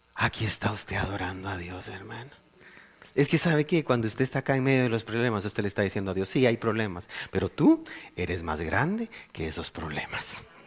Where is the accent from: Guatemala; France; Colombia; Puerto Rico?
Guatemala; moved away; yo vengo de Guatemala, un país muy, muy violento